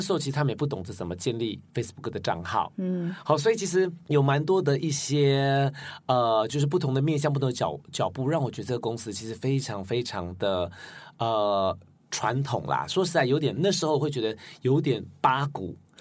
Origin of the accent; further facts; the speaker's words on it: Taiwan; moved away as an adult; also born or lived in United Kingdom; 二十二岁以前都在台湾